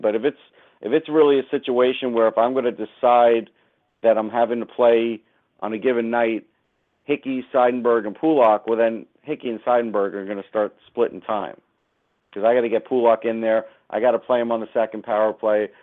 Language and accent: English; North Massapequa, New York, United States; I'm from North Massapequa